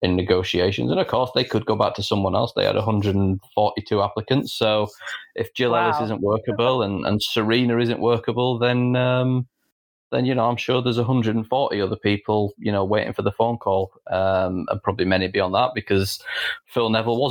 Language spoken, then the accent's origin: English; Yorkshire and the Humber, United Kingdom; We're both from Yorkshire. We're both from the north of England.